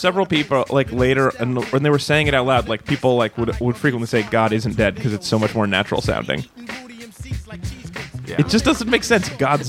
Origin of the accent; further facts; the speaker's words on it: Oakland, California, United States; She's from San Francisco, but we're from Oakland.